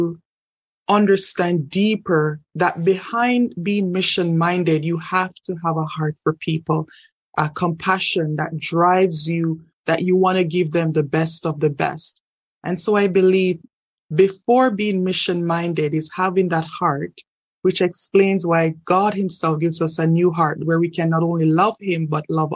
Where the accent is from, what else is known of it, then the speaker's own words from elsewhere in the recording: Jamaica; moved away as an adult; now in Canada; I'm originally from Jamaica, and I moved to Canada in 2012.